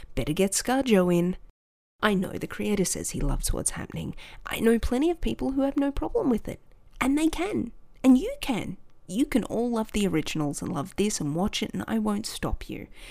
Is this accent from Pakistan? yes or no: no; Australia; accent: Aussie; an Aussie kid not hearing the Aussie accent outside of your own country